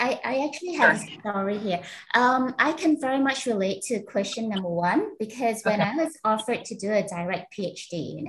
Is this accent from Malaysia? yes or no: yes; Malaysia; also born or lived in Oxford, United Kingdom; I came from Malaysia